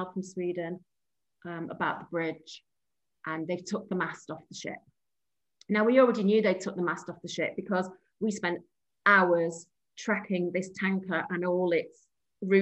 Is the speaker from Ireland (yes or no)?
no; Warrington, North West England, United Kingdom; now in Warrington, United Kingdom; I'm from Warrington originally